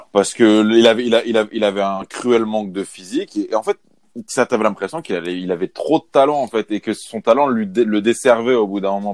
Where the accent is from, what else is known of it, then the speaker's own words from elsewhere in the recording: Paris, Île-de-France, France; en tant que Parisien